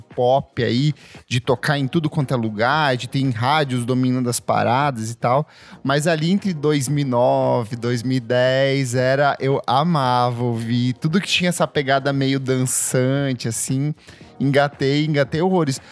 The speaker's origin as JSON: {"language": "Portuguese", "region": "interior of Paraná", "country": "Brazil", "said": "eu também sou do interior do, do Paraná"}